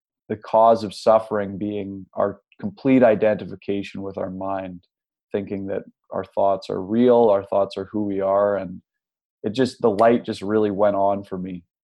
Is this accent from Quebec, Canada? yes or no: no; Nanaimo, British Columbia, Canada; I grew up in Nanaimo, BC on Vancouver Island